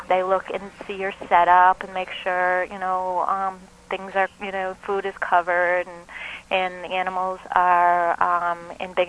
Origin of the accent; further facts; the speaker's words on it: Michigan, United States; now in Boston, United States; I'm actually from Michigan as well